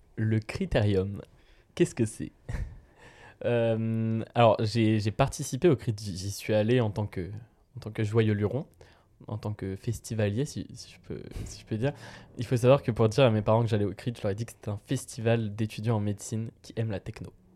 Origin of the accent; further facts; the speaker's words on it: Vierzon, Centre-Val de Loire, France; now in Tours, France; je viens de Vierzon, et à Vierzon, le, crottin de chavignol, le crottin de chèvre, c'est vraiment. Euh, j'ai été élevé avec ça